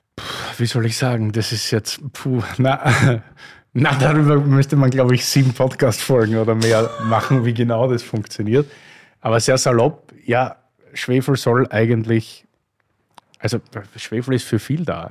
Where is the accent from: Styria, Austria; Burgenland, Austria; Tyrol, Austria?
Styria, Austria; aus meiner Heimat, nicht? Steiermark